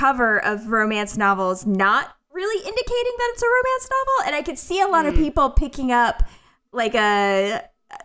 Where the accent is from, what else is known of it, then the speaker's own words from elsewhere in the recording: Pensacola, Florida, United States; moved away; I went back to my hometown